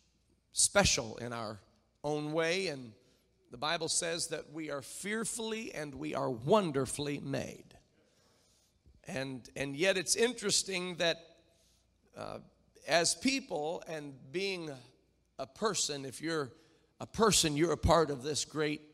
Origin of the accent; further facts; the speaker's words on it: near Indianapolis, United States; I grew up near Indianapolis